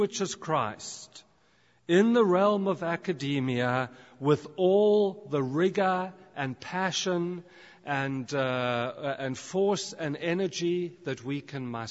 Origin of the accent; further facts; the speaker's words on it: South Africa; also born or lived in United Kingdom; now in Canada; I grew up in South Africa, I'm now a British citizen, and now I'm living in Canada.